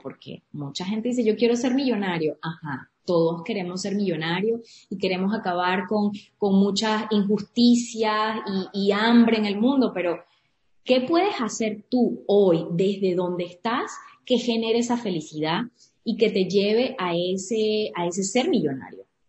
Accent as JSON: {"language": "Spanish", "region": "Trujillo", "country": "Venezuela", "tie": "born or raised there", "also_born_or_lived": "Caracas / Maracaibo / Louisiana", "moved": "as an adult", "lives_now": "Houston, United States"}